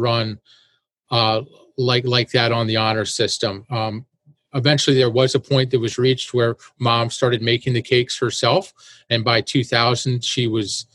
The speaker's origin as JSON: {"language": "English", "town": "Annapolis", "region": "Maryland", "country": "United States", "tie": "born or raised there", "also_born_or_lived": "Washington, D.C.", "said": "I was born in Washington, D.C., and grew up in Annapolis, Maryland"}